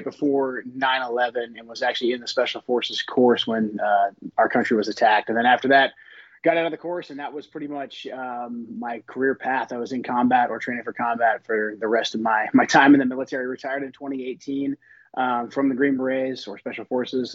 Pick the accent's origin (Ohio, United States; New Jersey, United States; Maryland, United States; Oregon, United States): Oregon, United States; Portland; I grew up in Portland, Oregon